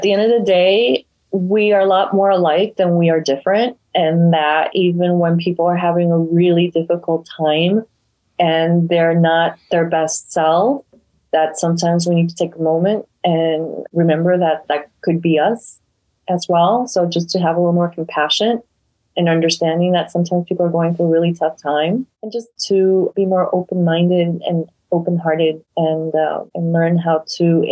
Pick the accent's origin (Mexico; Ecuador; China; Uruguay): Ecuador; moved away; We're all from Ecuador.